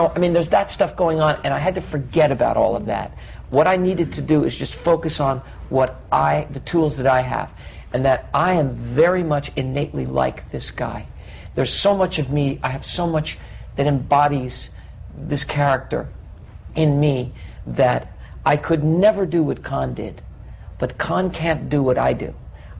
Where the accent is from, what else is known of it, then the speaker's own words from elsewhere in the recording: United States; I, being an American